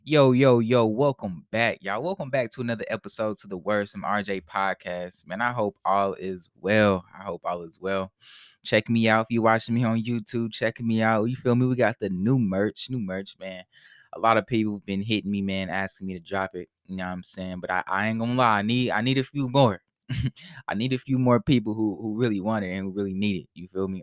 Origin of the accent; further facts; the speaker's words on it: Indianapolis, Indiana, United States; I grew up in poverty, right? So, I'm, I'm from Indianapolis, Indiana